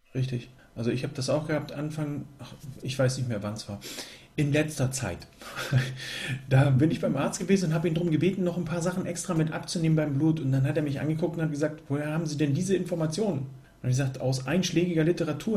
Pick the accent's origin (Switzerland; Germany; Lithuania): Germany; hier gerade bei uns in Deutschland